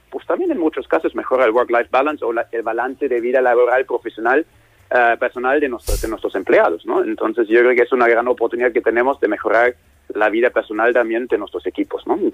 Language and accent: Spanish; Germany; Spanish is a second language; como soy alemán, he trabajado además en muchos sitios en el mundo